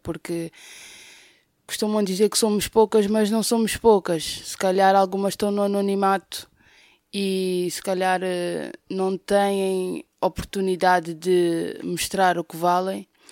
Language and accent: Portuguese; Amadora, Lisbon, Portugal; sou do bairro da Cova da Moura